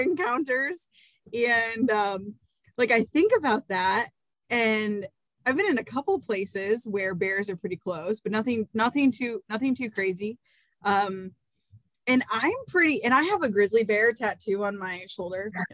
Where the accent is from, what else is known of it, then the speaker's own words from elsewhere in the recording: Iowa, United States; growing up in Iowa